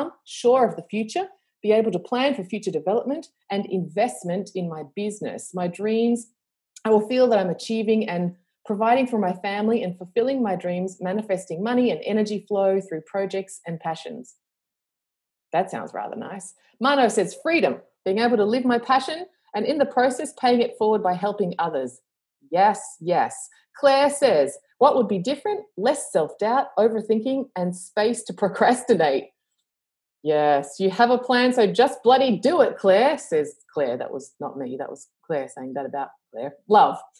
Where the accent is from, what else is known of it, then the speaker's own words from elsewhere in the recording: Australia; accent: Australian; I live in Australia, obviously, with my accent, which is decreasing in global accent because I haven't been anywhere for a while.